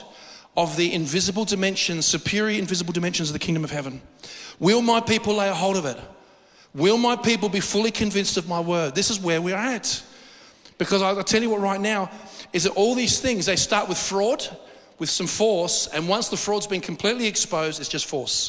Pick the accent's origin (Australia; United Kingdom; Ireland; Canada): Australia; I'm as Australian as anybody